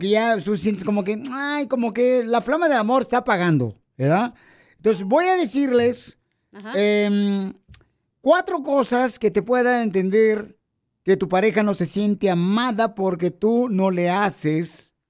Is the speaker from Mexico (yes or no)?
yes; Puebla, Mexico; now in Los Angeles, United States; Porque aquí venimos de Puebla, Miguel, a Los Ángeles, Estados Unidos.